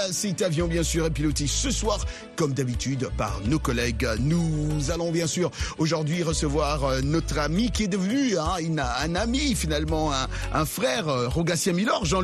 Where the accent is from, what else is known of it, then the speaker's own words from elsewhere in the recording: North Kivu, DR Congo; moved away; je suis originaire du Nord Kivu.